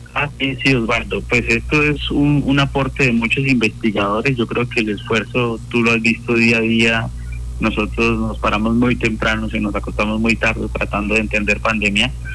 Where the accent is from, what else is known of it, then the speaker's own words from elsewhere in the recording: Colombia; fui uno de los eh, que participó como 340 colombianos primeros vacunados